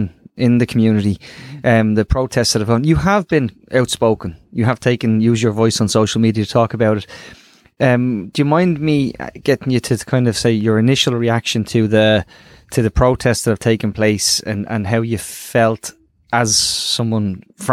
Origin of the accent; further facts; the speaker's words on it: Dublin, Leinster, Ireland; I came from Ballymun